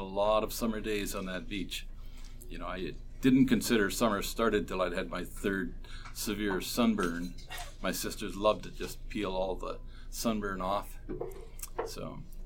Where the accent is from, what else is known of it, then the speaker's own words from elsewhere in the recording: Port Dover, Ontario, Canada; also born or lived in Brantford, Ontario; I was born in Brantford, Ontario, ah. but I grew up in Port Dover.